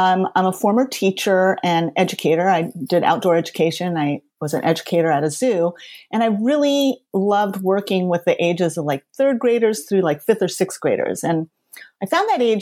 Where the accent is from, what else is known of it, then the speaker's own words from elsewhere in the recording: Los Angeles, California, United States; the one I grew up in West Los Angeles